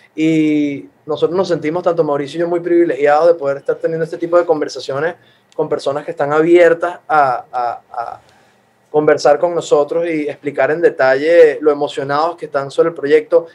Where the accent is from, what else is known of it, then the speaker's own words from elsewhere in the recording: Venezuela; aquí somos eh, todos venezolanos